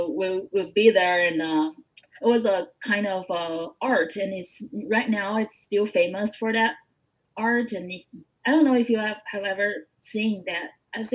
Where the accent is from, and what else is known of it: Tianjin, China; born or raised there; accent: Tianjin dialect; English is a second language; moved away as an adult; also born or lived in Xi'an